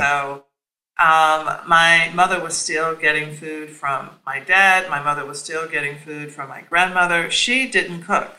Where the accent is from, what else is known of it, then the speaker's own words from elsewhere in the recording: Nashville, Tennessee, United States; also born or lived in New York; now in Washington, D.C., United States; my formative years, which were in Nashville, Tennessee.